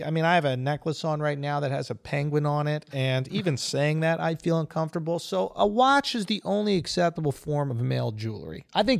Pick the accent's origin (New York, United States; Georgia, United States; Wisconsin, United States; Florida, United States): New York, United States; we're from New York